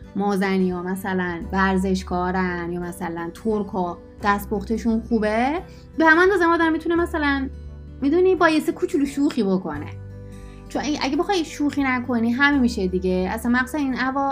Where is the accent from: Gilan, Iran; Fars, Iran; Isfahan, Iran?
Isfahan, Iran; moved away; also born or lived in Tehran; من دهنم رو باز کنم همه میفهمن من اسفانیم